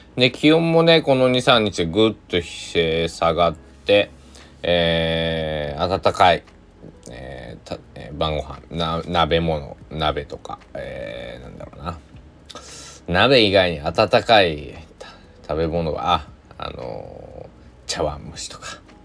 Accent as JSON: {"language": "Japanese", "region": "Shikoku", "country": "Japan", "tie": "born or raised there", "said": "生まれ育った、まあ、暮らしてる四国ではね"}